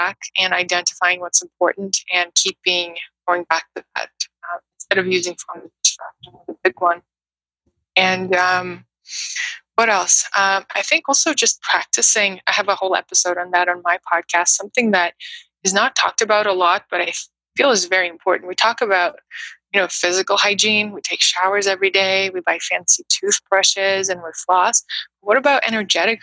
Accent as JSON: {"language": "English", "region": "Moscow", "country": "Russia", "tie": "born or raised there", "also_born_or_lived": "New York City, United States / Brooklyn, United States", "second_language": "English", "moved": "as an adult", "lives_now": "United States", "said": "I grew up in Russia, in Moscow, which is a huge busy city"}